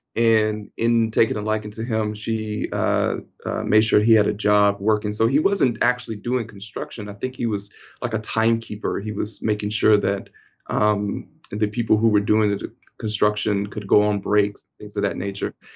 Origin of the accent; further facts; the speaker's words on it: Mount Vernon, Alabama, United States; I hail from Mount Vernon, Alabama, a small town in the state of Alabam-, Alabama in, in the United States of America.